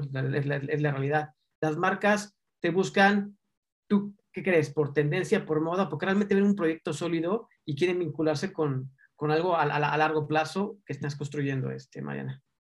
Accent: Mexico; porque somos mexicanos

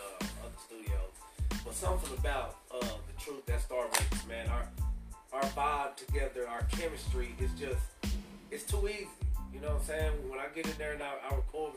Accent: Lubbock, Texas, United States; If I didn't tell you I was from Lubbock, Texas, you wouldn't know I was from Texas

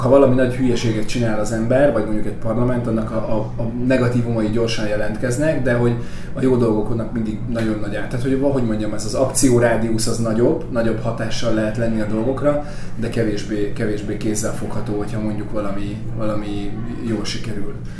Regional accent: Salgótarján, Nógrád, Hungary; moved away as an adult; also born or lived in Pásztó; now in Budapest, Hungary; Én Pászton születtem, három éves koromtól Salgótarjánban éltünk

